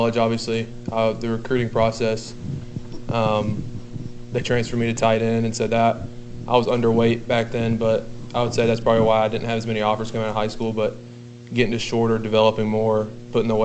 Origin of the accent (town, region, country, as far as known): Rome, United States; born or raised there